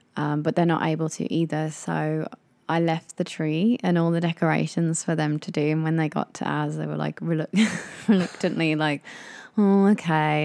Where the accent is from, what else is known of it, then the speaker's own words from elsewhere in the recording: England, United Kingdom; moved away as an adult; now in Japan; We are a English couple that live in Japan that are in our late twenties.